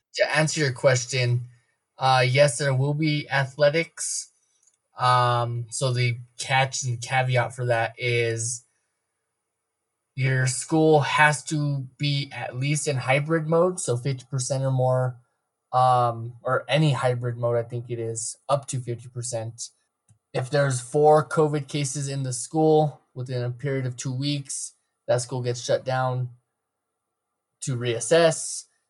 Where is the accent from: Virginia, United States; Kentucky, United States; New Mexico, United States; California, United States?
New Mexico, United States; Mountainair; I was raised in Mountain Air, where the only thing we can draw is cow patties